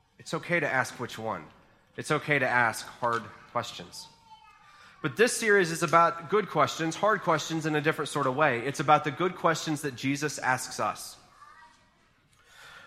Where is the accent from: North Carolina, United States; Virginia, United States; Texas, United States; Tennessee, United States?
North Carolina, United States; Boone; I grew up in Boone, and I ended up staying in Boone for college, and went to Appalachian State